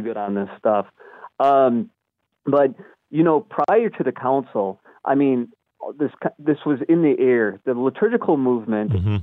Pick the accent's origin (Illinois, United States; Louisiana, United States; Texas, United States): Illinois, United States; Chicago; I'm from from Chicago, and in the Archdiocese of Chicago